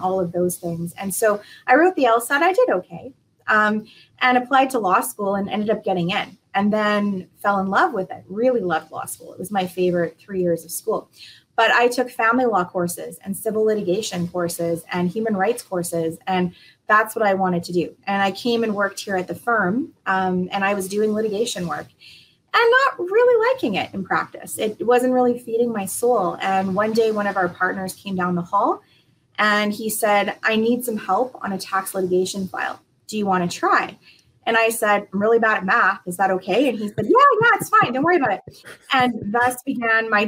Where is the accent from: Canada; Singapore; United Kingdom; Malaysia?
Canada; Saskatoon, Saskatchewan; also born or lived in Ontario / Prince Edward Island (parents); they moved to Ontario at some point for my dad to go to school, and that's where I was born. And we moved out to Saskatoon about 35 years ago. So for most of my life, I've lived out here, and it's my home